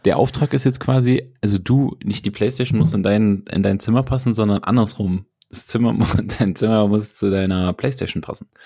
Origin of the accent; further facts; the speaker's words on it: Germany; als Deutscher